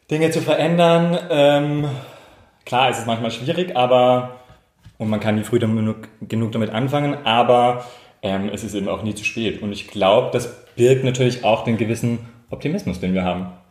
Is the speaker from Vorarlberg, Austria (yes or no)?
no; Tyrol, Austria; ich bin ursprünglich aus Tirol, also auch vom Land, das heißt Bauernhof und so weiter ist schon alles sehr nah.